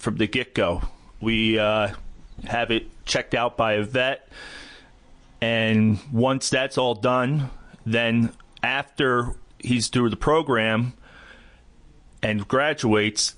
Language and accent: English; Callicoon, New York, United States; I am a resident of Sullivan County. I grew up in a little town called Calicoon. Was there all my life with the exception of my time in the service.